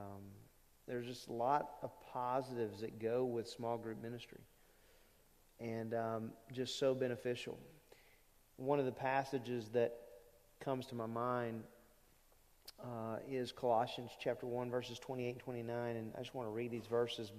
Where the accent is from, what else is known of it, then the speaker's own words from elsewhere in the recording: Lake Charles, Louisiana, United States; I grew up in Lake Charles Bible Church